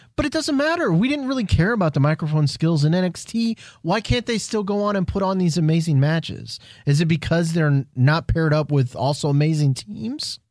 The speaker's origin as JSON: {"language": "English", "town": "Houston", "region": "Texas", "country": "United States", "said": "we're all from Houston"}